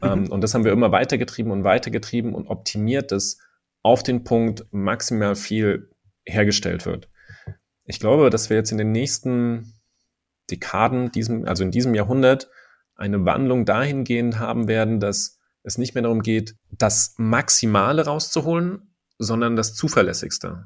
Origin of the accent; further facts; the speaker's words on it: Germany; bei uns in Deutschland